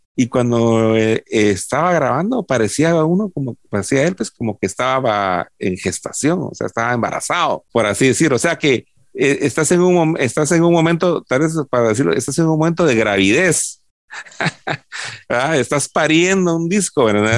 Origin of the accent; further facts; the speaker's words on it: Guatemala; en una sociedad como la guatemalteca